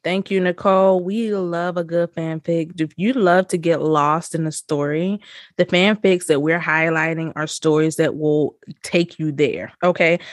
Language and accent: English; the South, United States; We are from the South